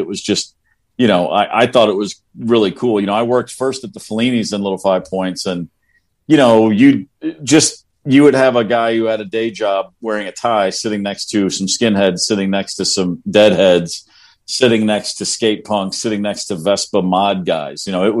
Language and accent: English; Bowling Green, Kentucky, United States; moved away; I moved there from Bowling Green, Kentucky.